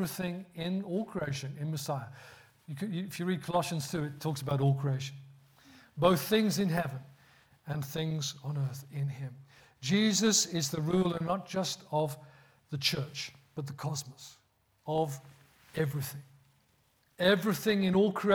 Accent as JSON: {"language": "English", "town": "Birmingham", "region": "West Midlands", "country": "United Kingdom", "tie": "born or raised there", "accent": "Birmingham", "said": "That's how bad my Birmingham accent's got now. That's where I grew up."}